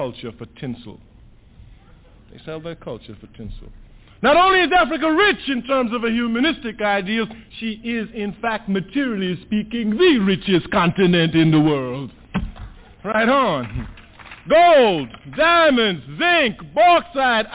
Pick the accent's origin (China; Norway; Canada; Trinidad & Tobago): Trinidad & Tobago; now in United States; I was born in Trinidad. I was born in the West Indies